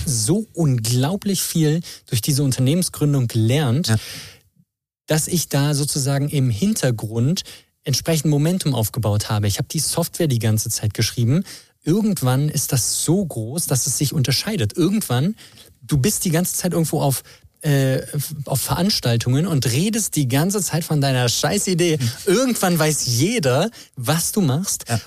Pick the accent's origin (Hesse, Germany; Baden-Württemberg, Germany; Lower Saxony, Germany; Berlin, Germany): Berlin, Germany; moved away as an adult; now in Chemnitz, Germany; ich komme aus Berlin, ich habe hier studiert